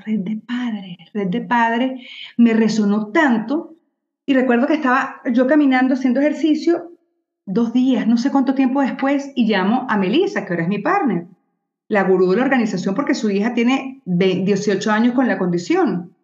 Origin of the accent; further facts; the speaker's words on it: Venezuela; soy venezolana